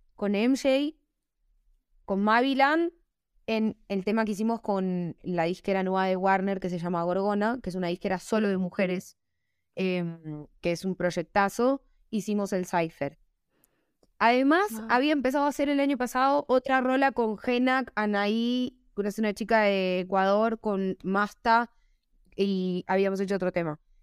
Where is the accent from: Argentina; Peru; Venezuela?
Argentina; now in Bogotá, Colombia; yo vengo de Argentina, de la nostalgia, del tango, la melancolía, pero también la alegría. Los argentinos somos muy arriba